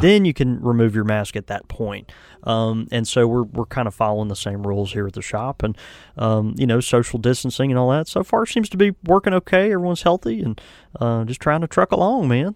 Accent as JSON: {"language": "English", "region": "the South", "country": "United States", "said": "I'm from the South."}